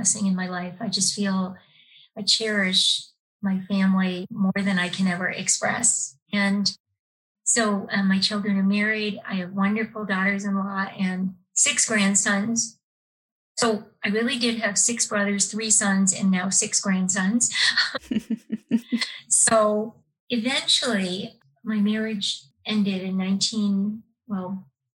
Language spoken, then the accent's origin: English; Connecticut, United States; moved away as an adult; now in Boston, United States; I'm from Connecticut originally, and I grew up in a small town.